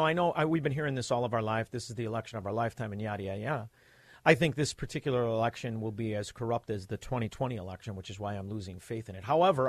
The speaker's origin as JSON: {"language": "English", "town": "Chicago", "region": "Illinois", "country": "United States", "said": "We're from Chicago. I'm from Chicago."}